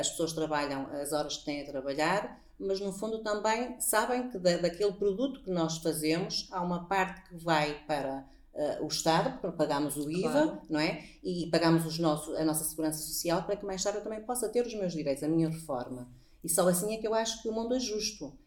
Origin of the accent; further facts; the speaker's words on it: Póvoa de Varzim, North, Portugal; accent: northern (pronúncia do norte); dizem que nós temos uma pronúncia do norte